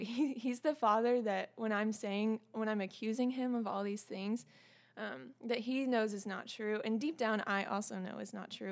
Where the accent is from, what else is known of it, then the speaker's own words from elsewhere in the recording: the South, United States; I'm also from the South